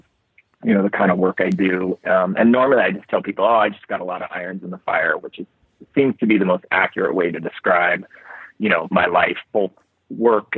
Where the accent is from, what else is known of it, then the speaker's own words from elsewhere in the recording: Palos Verdes, California, United States; also born or lived in Napa Valley, California; now in Montana, United States; I'm not from the Bitterroot Valley. I'm not from Montana. I was born and raised in Los Angeles, right near the ocean, a place called Palos Verdes